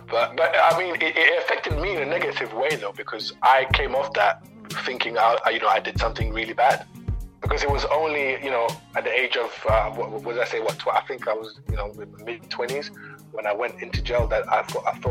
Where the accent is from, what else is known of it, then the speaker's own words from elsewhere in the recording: DR Congo; born there; Uh, I was born in Congo, so when I was three, my mum went over to France, left me with my dad in Congo.